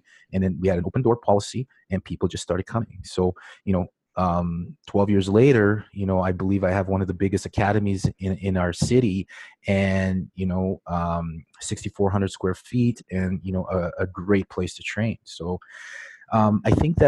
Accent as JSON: {"language": "English", "town": "Regina", "region": "Saskatchewan", "country": "Canada", "said": "I'm from Regina, Saskatchewan, and I'm right in the middle of Canada."}